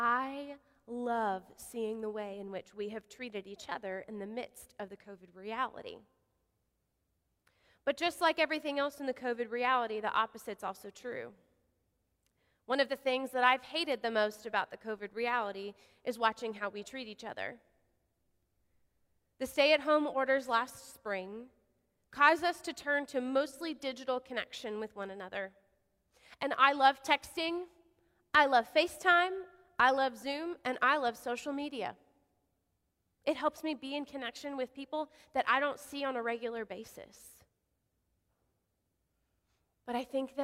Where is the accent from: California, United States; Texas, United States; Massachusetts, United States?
Texas, United States; Odessa; moved away; I grew up in West Texas, out in Odessa